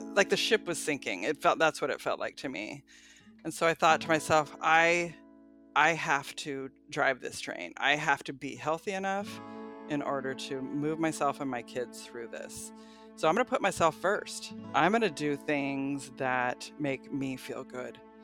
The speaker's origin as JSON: {"language": "English", "town": "Portland", "region": "Oregon", "country": "United States", "moved": "as an adult", "lives_now": "Manzanita, United States", "said": "I am from Portland"}